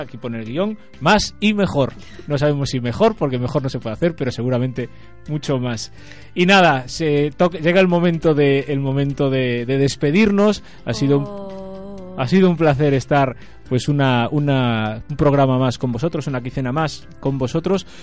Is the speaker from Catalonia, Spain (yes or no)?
no; Rías Baixas, Galicia, Spain; nosotros los que somos de las Rías Baixas